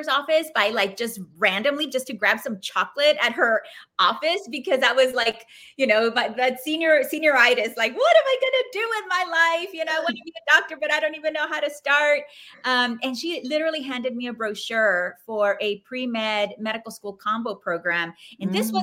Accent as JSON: {"language": "English", "region": "South Texas", "country": "United States", "tie": "born or raised there", "said": "I grew up in South Texas"}